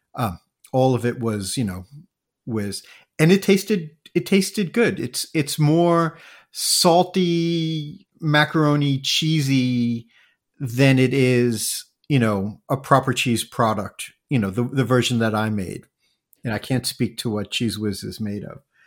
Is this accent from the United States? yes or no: yes; New York area, United States; moved away as an adult; also born or lived in Japan / Asia; I grew up also in the New York area